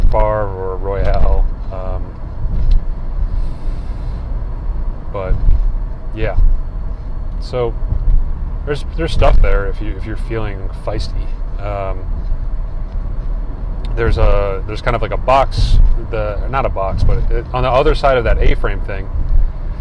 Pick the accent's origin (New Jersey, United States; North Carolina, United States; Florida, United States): New Jersey, United States; We're both from New Jersey, or both went to high school in New Jersey